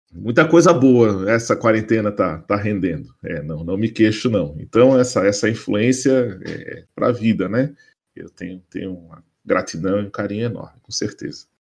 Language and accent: Portuguese; Florianópolis, Santa Catarina, Brazil; eu sou nascido, criado em Floripa